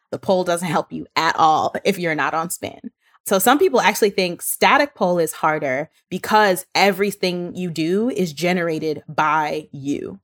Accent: New York City, New York, United States; I was born and raised in Brooklyn

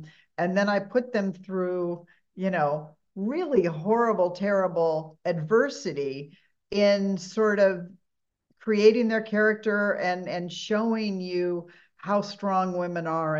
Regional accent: Huntington Beach, California, United States; I was born in Huntington Beach, grew up, you know, on the beaches of Southern California in the early 60s.

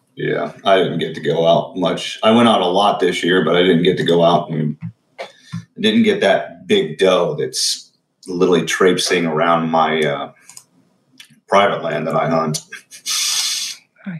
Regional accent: Huntington County, Indiana, United States; my hometown

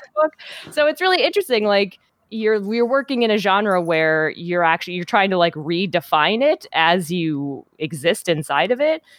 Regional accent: Minnesota, United States; moved away as an adult; also born or lived in Wisconsin; now in Seattle, United States; I was born in Minnesota and I lived there, you know, all through childhood and, and teen years

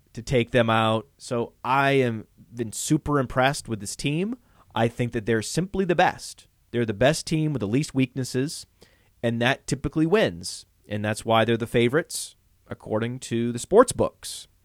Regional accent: Maine, United States; From Maine

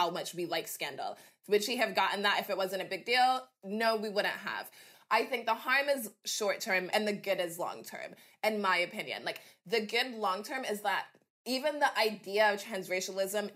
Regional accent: Dallas, Texas, United States; This was when I was growing up in Texas. I had a Black family, went to Black church, was in sort of inner city Dallas.

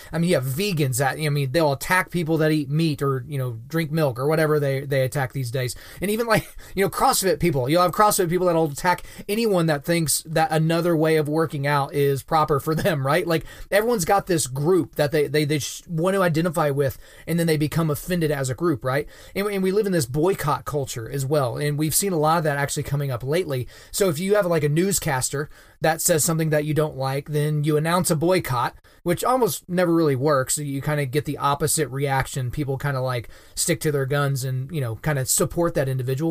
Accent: Oklahoma, United States; the state of Oklahoma, which is my home state where I'm born and raised and where I currently reside

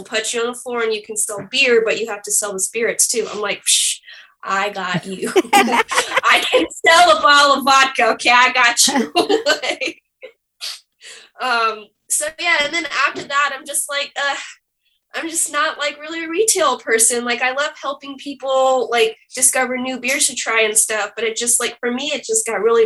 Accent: Ocala, Florida, United States; growing up in Ocala and like working at that liquor store

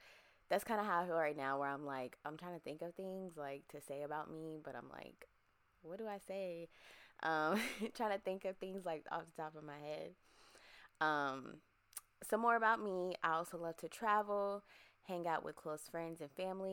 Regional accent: Virginia, United States; moved away as an adult; also born or lived in Erie, Pennsylvania; now in Texas, United States; I'm originally from Erie, Pennsylvania. And I grew up in Virginia as well.

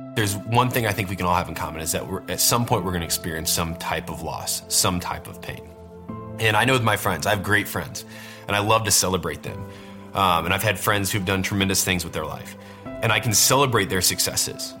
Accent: Warsaw, Indiana, United States; I grew up in Warsaw, Indiana, which is a little town kind

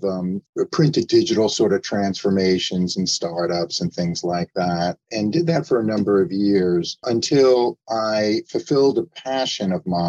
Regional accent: New York, United States; also born or lived in Arizona / New Jersey; I'm from New York originally, but I also live in Arizona

